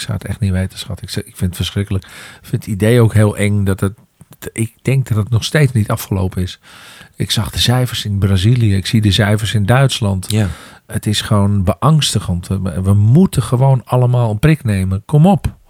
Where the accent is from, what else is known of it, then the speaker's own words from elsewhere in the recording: Amsterdam, North Holland, Netherlands; in mijn geboorte, eh, waar mijn geboortegrond eh, is, in Amsterdam Noord